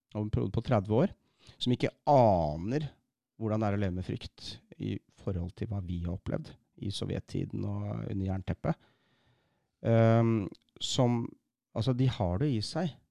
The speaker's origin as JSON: {"language": "Norwegian", "town": "Bærum", "region": "Akershus", "country": "Norway", "tie": "born or raised there", "said": "Jeg vokste opp i Bærum"}